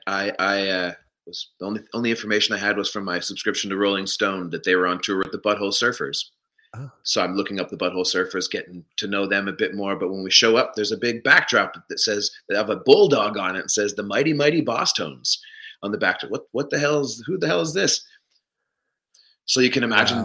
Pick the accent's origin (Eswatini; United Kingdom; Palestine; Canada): Canada; Stratford, Ontario; also born or lived in Smooth Rock Falls, Ontario / Mitchell, Ontario / Toronto; I grew up right here where I have landed back to actually in oh, Stratford on in Stratford, Ontario.